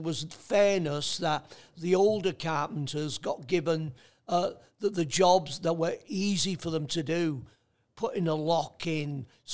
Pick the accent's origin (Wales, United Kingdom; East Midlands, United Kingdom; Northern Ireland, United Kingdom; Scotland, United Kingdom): Wales, United Kingdom; North; now in Australia; my apprenticeship was done in the Welsh language, not the English language